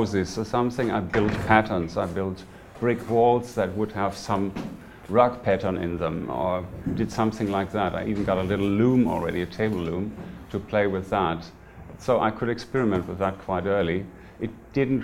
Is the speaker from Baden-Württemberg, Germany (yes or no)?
no; Lower Rhine Valley, North Rhine-Westphalia, Germany; moved away; I'm from Germany. I'm born in the Lower Rhine Valley, which is about 50 kilometers from the Dutch border